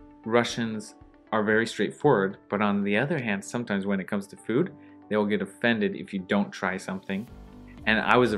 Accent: United States; as an American

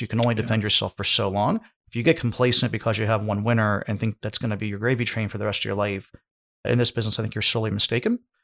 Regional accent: United States; I'm from the United States

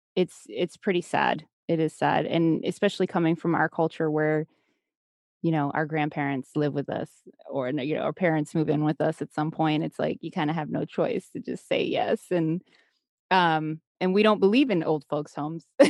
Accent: United States; growing up in the States here

